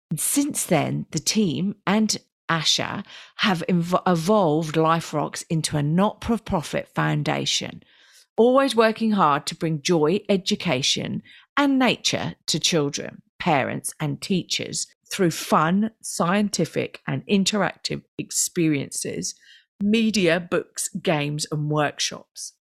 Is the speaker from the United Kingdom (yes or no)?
yes; England, United Kingdom; now in Australia; I'm not Australian, I'm a citizen, but I'm English